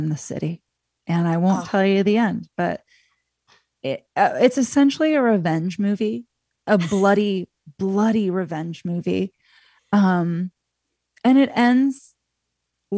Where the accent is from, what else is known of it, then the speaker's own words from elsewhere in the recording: United States; as an American viewer